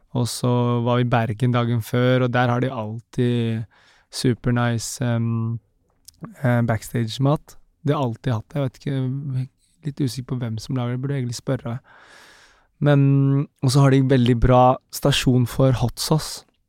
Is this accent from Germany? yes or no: no; Philippines; now in Norway; jeg er fra Filippinene